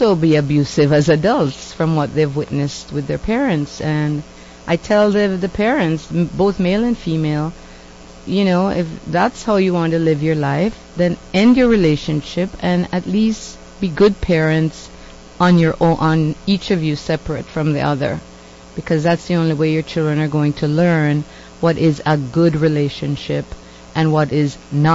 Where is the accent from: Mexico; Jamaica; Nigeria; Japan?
Jamaica; now in Canada; I'm from Jamaica. I'm considered to be a woman of color. But when I was growing up in Jamaica, I was white. Then I came to Canada